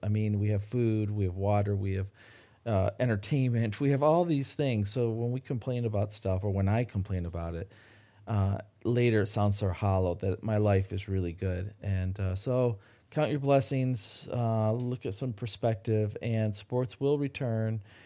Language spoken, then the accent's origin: English; Midland, Michigan, United States; my hometown of Midland, Michigan